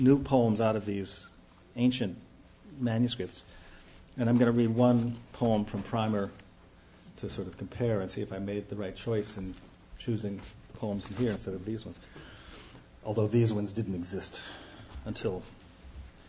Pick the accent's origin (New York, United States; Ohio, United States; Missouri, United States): Ohio, United States; Youngstown; moved away; I'm from Youngstown, Ohio